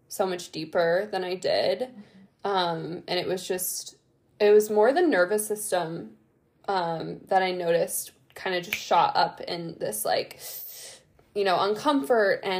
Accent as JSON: {"language": "English", "region": "Ohio", "country": "United States", "tie": "born or raised there", "also_born_or_lived": "Italy / California", "moved": "as an adult", "said": "I've been in Ohio, my hometown, since December"}